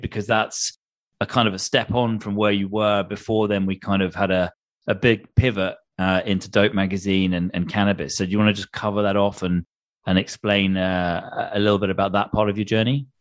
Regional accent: United Kingdom; a British boy growing up on the other side of the Atlantic

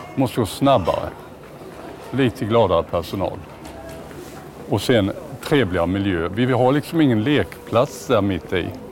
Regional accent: Småland, Sweden; Jag är ju smålänning

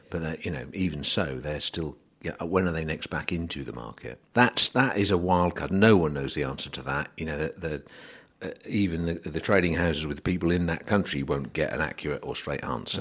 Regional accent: England, United Kingdom; as an English person

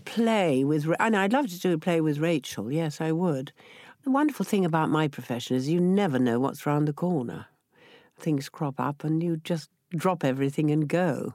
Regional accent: Yorkshire and the Humber, United Kingdom; accent: Yorkshire; I came from Yorkshire, so he gave me an opportunity to do my Yorkshire accent

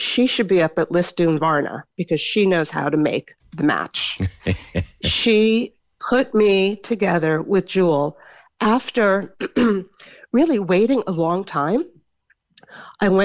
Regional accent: United States; I'm an older, I'm American

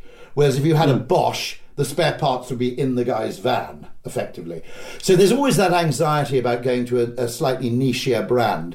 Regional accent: United Kingdom; as a Brit

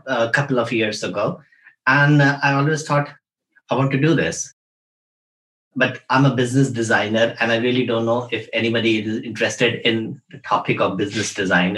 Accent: India; moved away; we come from India. So we grow up with yoga as a way of life

